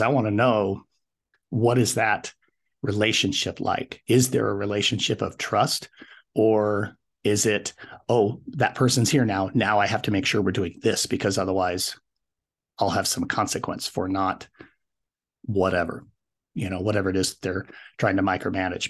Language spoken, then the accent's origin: English; Wyoming, United States; also born or lived in Colorado; decided to head back to my home state, which is Wyoming.